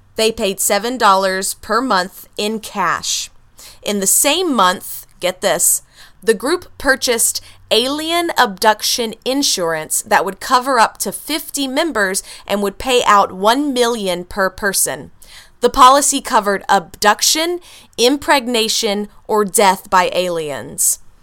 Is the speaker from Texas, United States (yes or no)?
yes; Texas, United States; I'm a Texan